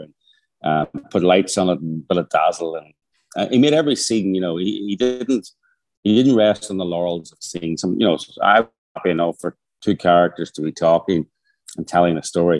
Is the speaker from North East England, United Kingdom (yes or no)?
no; Northern Ireland, United Kingdom; I'm from Northern Ireland